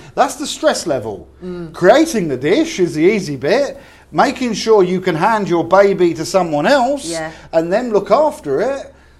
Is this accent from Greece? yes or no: no; England, United Kingdom; We're English.